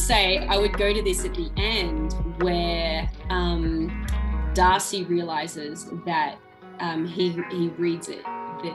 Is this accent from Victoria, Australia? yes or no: yes; Ballarat, Victoria, Australia; my hometown, Ballarat